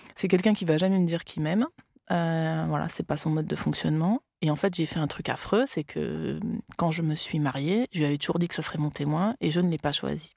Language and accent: French; France; also born or lived in Australia; quand je suis revenue en France, ah bah là, du coup, bah, je, je parlais français